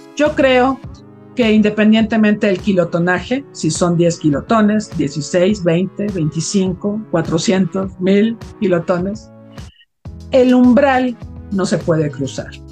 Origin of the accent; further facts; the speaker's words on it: Mexico; Como mexicanos